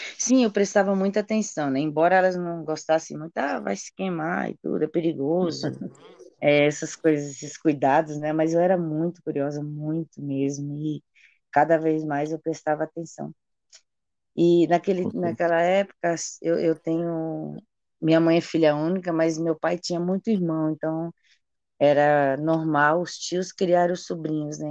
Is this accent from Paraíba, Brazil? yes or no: no; Chapada Diamantina, Bahia, Brazil; also born or lived in Salvador / Belgium; now in São Paulo, Brazil; eu nasci na Chapada Diamantina, nasci na roça e sou de uma família grande